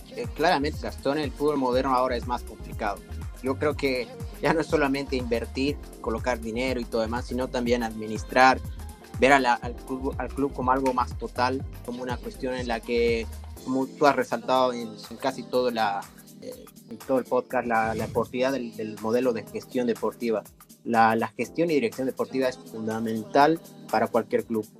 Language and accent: Spanish; Bolivia; yo soy boliviano